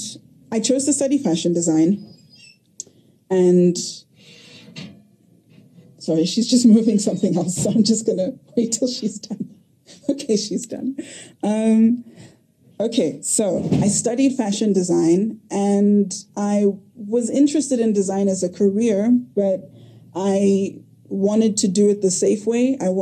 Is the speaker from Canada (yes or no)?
no; Lesotho; So I grew up in Lesotho, which was very interesting.